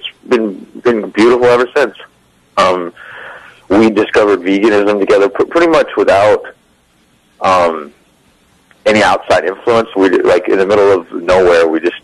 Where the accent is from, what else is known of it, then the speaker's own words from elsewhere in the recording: California, United States; I was a transplant from California.